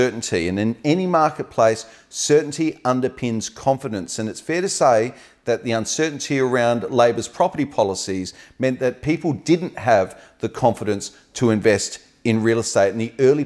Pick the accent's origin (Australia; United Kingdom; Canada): Australia; now in Adelaide, Australia